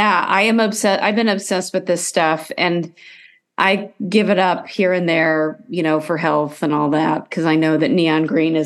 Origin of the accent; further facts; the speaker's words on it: United States; also born or lived in Iowa / Colorado / Denver, Colorado; I grew up in Iowa and Colorado where there's not massive theater